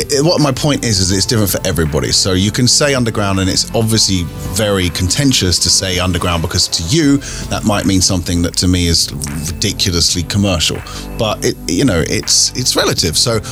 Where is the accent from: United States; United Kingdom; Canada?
United Kingdom; London; So being an English guy who grew up in London